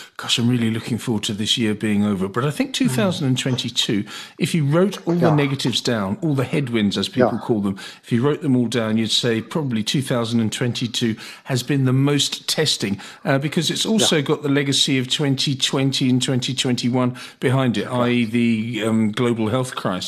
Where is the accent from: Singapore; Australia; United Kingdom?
United Kingdom; moved away; my ancestry is British and I was born in Britain